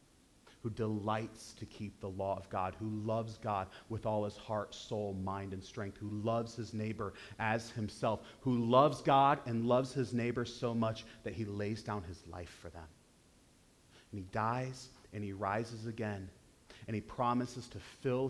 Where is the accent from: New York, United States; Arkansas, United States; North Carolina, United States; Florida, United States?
New York, United States; Western New York State, United States; I grew up in Western New York State